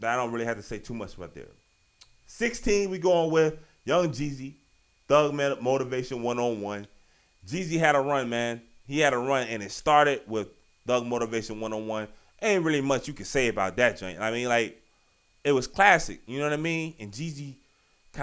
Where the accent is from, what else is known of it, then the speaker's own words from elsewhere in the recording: Virginia, United States; Y'all know I'm from Virginia.